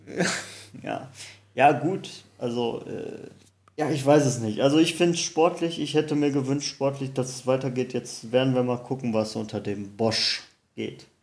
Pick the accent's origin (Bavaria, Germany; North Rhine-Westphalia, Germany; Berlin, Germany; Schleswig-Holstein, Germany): North Rhine-Westphalia, Germany; Cologne; moved away; zu meiner alten Heimat, ich sag Kölsch